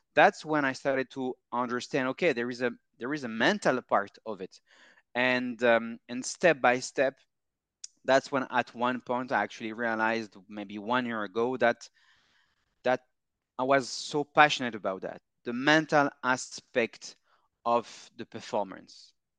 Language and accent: English; Paris, Île-de-France, France; moved away as an adult; I'm from Paris, born and raised